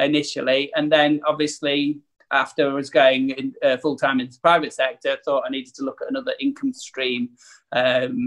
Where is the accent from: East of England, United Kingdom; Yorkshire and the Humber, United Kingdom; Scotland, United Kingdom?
Yorkshire and the Humber, United Kingdom; Leeds; moved away as an adult; also born or lived in Newcastle; I'm from Leeds originally